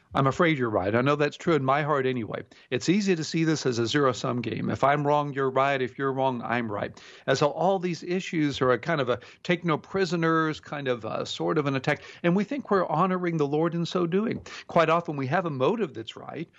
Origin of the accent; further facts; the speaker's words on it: Houston, Texas, United States; growing up in Houston, Texas